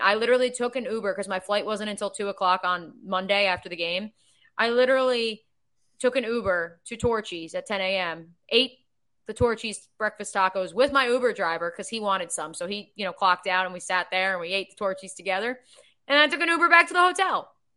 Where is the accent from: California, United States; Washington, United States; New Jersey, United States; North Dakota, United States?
New Jersey, United States; Freehold; moved away as an adult; also born or lived in Ithaca, New York / Midwest; my hometown of Freehold, New Jersey